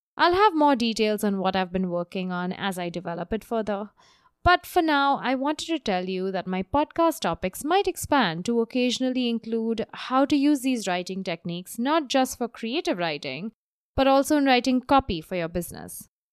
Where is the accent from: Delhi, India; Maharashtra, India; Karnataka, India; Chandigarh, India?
Maharashtra, India; Mumbai; moved away; the monsoon rages in my hometown of Bombay